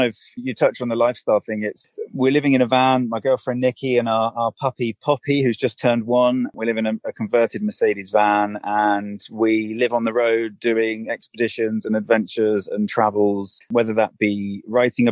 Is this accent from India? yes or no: no; United Kingdom; I'm a British endurance athlete and an adventurer